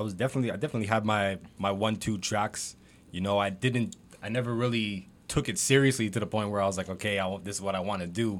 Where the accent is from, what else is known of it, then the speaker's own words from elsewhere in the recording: Mississauga, Ontario, Canada; I'm from Saga